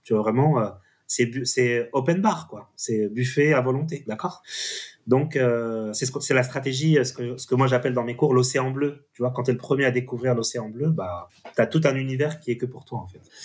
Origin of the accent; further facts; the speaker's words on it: France; en tant que, en tant que petit français